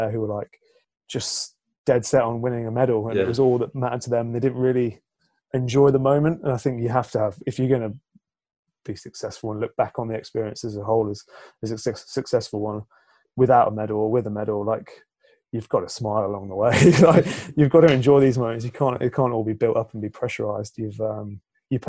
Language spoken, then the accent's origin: English; England, United Kingdom; as an Englishman